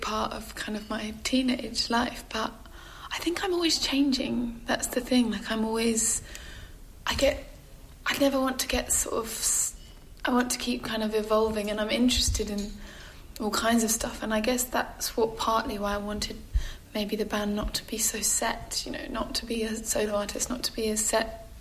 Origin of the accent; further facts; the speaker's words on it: London, United Kingdom; growing up in Camberwell and going to those punk gigs